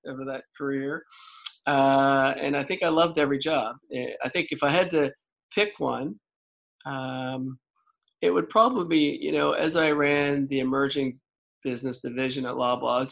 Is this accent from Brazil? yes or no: no; Prince Edward Island, Canada; moved away as an adult; growing up in Prince Edward Island and being an East Coaster